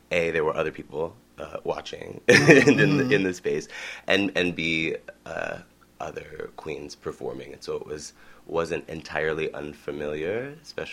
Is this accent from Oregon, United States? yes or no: no; Vermont, United States; I am from Vermont, born and raised